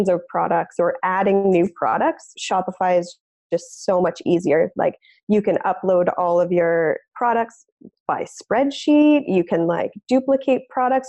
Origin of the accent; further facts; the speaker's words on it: Ontario, Canada; moved away as an adult; also born or lived in West Coast, Canada; I'm originally from Ontario, Canada, and I've moved out to the West Coast